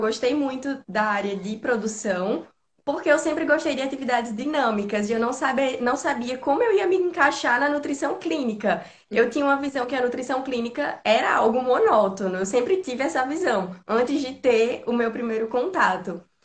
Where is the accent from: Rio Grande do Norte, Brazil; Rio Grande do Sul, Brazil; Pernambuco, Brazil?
Rio Grande do Norte, Brazil; Natal; eu sou de Natal, no Rio Grande do Norte